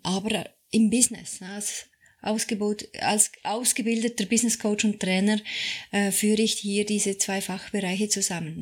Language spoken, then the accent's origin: German; Switzerland; ich bin Schweizerin